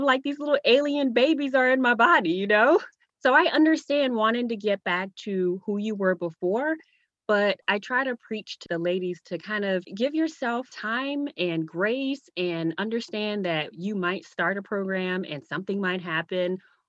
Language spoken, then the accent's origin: English; U.S. Virgin Islands; now in Virginia, United States; So I'm originally from the Virgin Islands. Now I live in Virginia with my husband, two kids, and a dog.